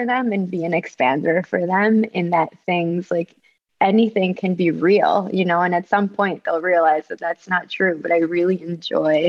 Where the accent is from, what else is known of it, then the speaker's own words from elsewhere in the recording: Caracas, Capital District, Venezuela; also born or lived in Ecuador; So I'm from Venezuela, from Caracas, from like a really big city, you know, the size of New York City